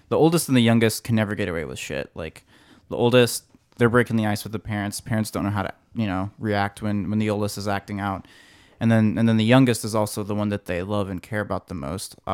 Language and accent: English; Colorado, United States; now in California, United States; Born and raised in Colorado.